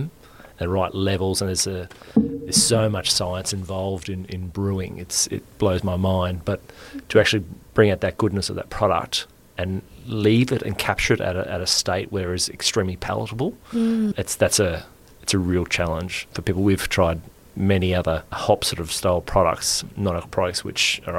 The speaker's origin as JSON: {"language": "English", "region": "Queensland", "country": "Australia", "tie": "born or raised there", "also_born_or_lived": "Brisbane", "said": "I am a Queensland boy. I grew up around Queensland"}